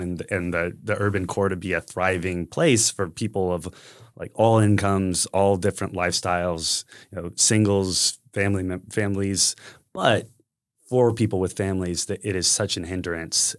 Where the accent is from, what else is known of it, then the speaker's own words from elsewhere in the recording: San Antonio, Texas, United States; I was born and raised here in San Antonio